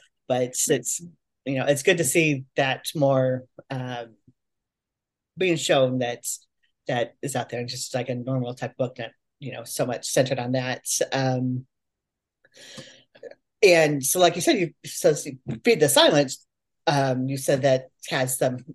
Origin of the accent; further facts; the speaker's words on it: Oregon, United States; moved away as an adult; now in Kentucky, United States; I grew up in Oregon, but I've lived here in Kentucky for the last 5 years now